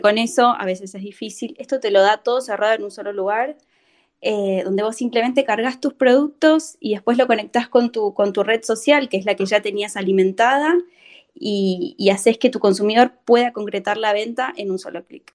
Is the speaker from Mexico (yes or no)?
no; Argentina